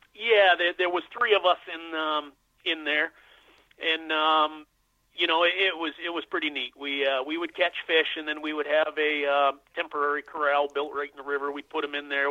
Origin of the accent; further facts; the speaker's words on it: Western Massachusetts, United States; local to where I grew up in Western Massachusetts